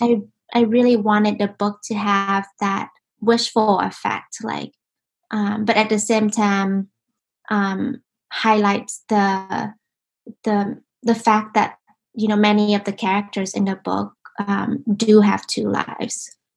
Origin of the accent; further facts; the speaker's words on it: Ho Chi Minh City, Vietnam; now in United States; I was born in Vietnam, in Ho Chi Minh, and um, you know, life in Vietnam was really a special thing